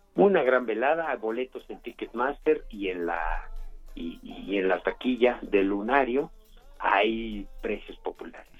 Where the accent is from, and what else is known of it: Mexico